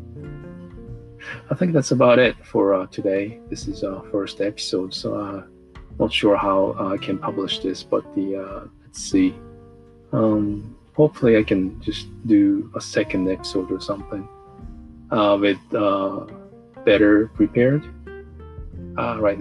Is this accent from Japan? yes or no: yes; Japan; also born or lived in Los Angeles; now in Tokyo, Japan; I came back to Japan and I started to work as a web designer, as well as customer support for an internet service provider, and also a personal computer instructor for this private little tiny school near my hometown